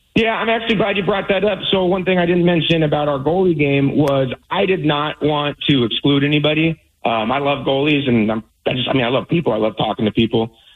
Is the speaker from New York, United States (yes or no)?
no; Alaska, United States; now in Seattle area, United States; I grew up in Alaska, so driving an hour to a hockey rink is just not that big of a deal to me